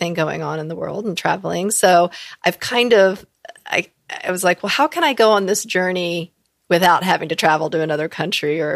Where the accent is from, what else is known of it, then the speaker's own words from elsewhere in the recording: the South, United States; I come from the South and I definitely come from an area where there's a lot of African Americans. Like that's where I grew up